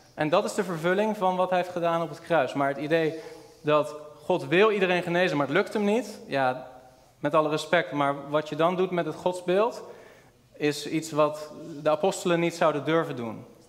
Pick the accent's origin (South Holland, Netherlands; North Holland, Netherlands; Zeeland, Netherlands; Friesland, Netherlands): South Holland, Netherlands; Rotterdam; de kerk waar ik ben opgegroeid was een kleine volle evangelische gemeente in Rotterdam